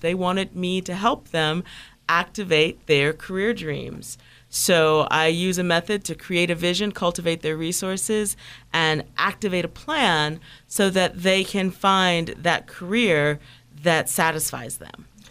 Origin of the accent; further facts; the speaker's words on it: Toledo, Ohio, United States; moved away; I grew up in Midwest, in the Midwest, in a small town, Toledo, Ohio